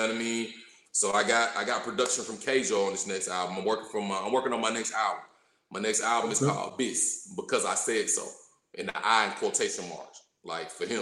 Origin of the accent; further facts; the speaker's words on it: College Park, Georgia, United States; accent: drawl, twang; also born or lived in Morrow, Georgia; I was raised in College Park, Georgia. So you hear the drawl in my voice, you hear the twang